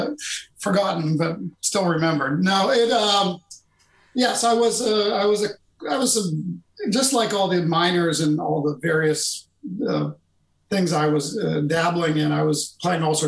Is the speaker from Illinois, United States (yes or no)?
no; Pittsburgh, Pennsylvania, United States; moved away as an adult; now in Boston, United States; I went home to my hometown in Pittsburgh